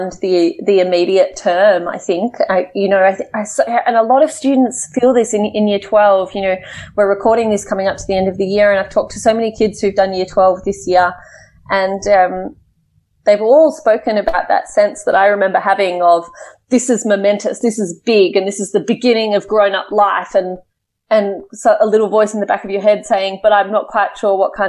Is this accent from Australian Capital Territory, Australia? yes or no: yes; Canberra, Australian Capital Territory, Australia; I grew up in Canberra, which is Australia's capital city